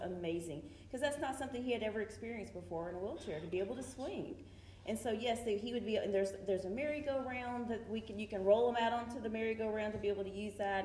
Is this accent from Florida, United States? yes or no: no; Coleman, Texas, United States; now in Grand Prairie, United States; I grew up in a small town in West Texas um, called Coleman